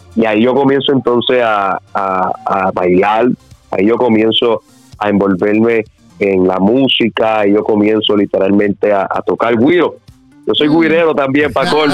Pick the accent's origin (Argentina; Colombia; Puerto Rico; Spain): Puerto Rico; Guaynabo; also born or lived in San Juan, Puerto Rico; nací obviamente en eh, San Juan, Puerto Rico, pero siempre desde niño he vivido acá en, en, en, como tal. Okay. Nacido y criado aquí